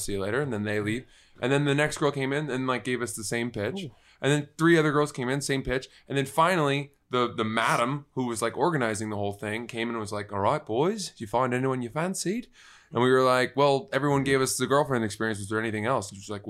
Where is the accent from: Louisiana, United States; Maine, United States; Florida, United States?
Maine, United States; What is it about Maine that I'm wearing on my forehead?